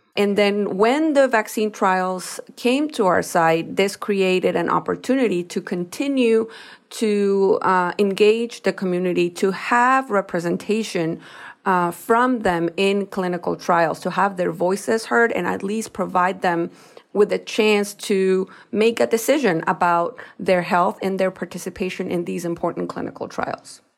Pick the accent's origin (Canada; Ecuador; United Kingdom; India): Ecuador; now in United States; I am a Latina, I am from Ecuador, that not only that, but I was not born here in the United States.